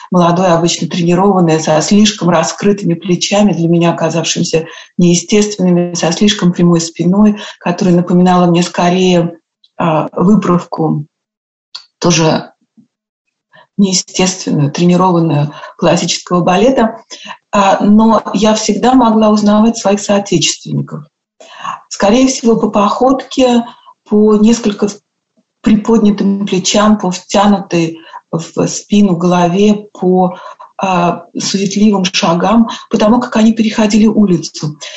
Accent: Moscow, Russia; moved away as an adult; also born or lived in Germany / United States; я уехала из России, из Москвы, что не совсем Россия, э, когда мне было 21 год, и переехала в Германию.

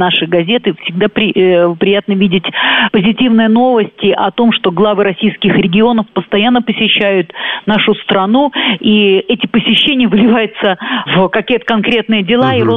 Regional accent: Belarus; вот, оказывается, э, э, мы, белорусы, туда поставляем очень-очень много чего.

